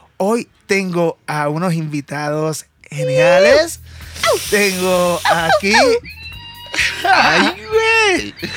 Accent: Puerto Rico; yo como puertorriqueño

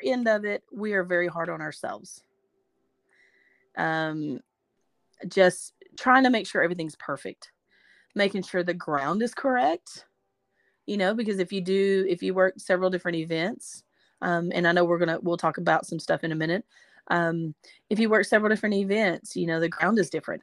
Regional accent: Gladewater, Texas, United States; I'm from a small town in East Texas. Of course, I'm a Texan, and I'm from a small town. It's Gladewater, Texas

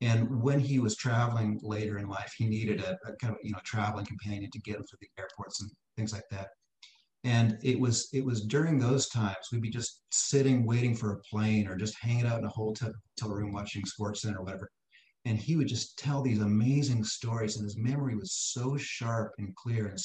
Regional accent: Canada; moved away; I grew up in Canada.

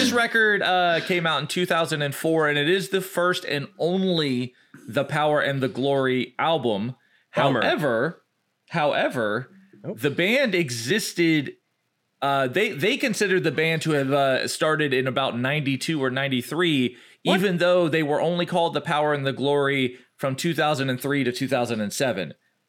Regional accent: Georgia, United States; also born or lived in Atlanta; I lived in Atlanta for a time, and I'm like Jeff said, I'm from Georgia.

